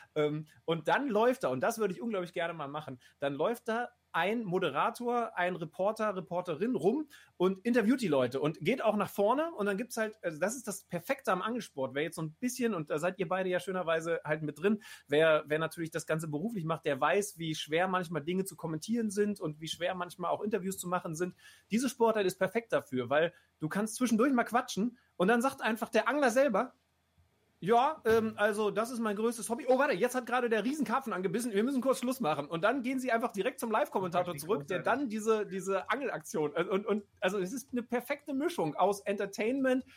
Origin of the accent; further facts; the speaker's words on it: Lower Saxony, Germany; ich bin ja auch Niedersachse